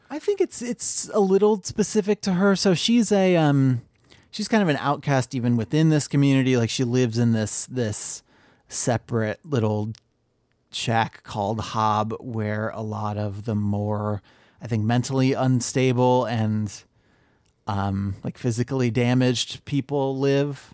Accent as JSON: {"language": "English", "region": "Ohio", "country": "United States", "tie": "born or raised there", "said": "I grew up in Ohio"}